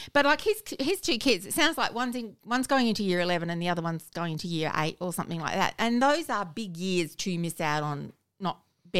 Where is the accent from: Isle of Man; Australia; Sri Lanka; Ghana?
Australia; Adelaide, South Australia; I am from Adelaide.